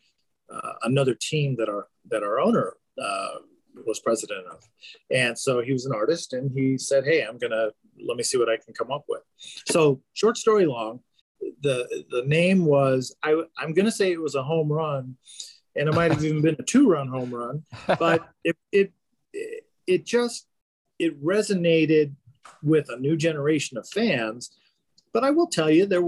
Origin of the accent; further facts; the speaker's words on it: Southern California, United States; now in Albuquerque, United States; I grew up in Southern California